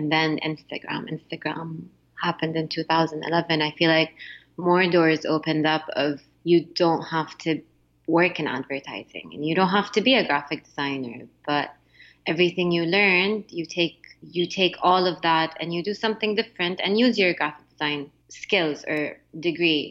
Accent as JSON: {"language": "English", "town": "Jeddah", "region": "Makkah Province", "country": "Saudi Arabia", "tie": "born or raised there", "also_born_or_lived": "Montreal, Canada / Mecca", "moved": "as an adult", "lives_now": "United States", "said": "I grew up in Jeddah"}